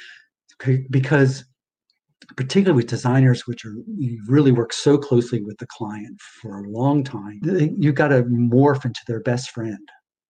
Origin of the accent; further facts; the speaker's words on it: East Coast, United States; born there; now in California, United States; I was born on the East Coast, and I just find, again, generalizing, we were taught manners. California, they're very laid back here.